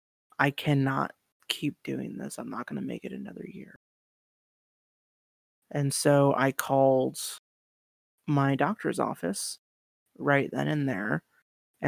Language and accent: English; Spokane, Washington, United States; moved away; I'm from Eastern Washington, born and raised in Spokane.